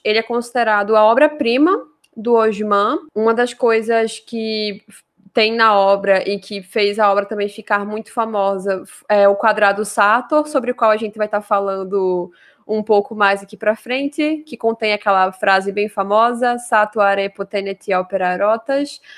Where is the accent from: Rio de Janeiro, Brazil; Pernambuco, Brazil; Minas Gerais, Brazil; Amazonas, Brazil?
Pernambuco, Brazil; near Vitória de Santo Antão, interior of; uma cidade aqui do interior de Pernambuco, inclusive muito próxima da cidade de onde eu cresci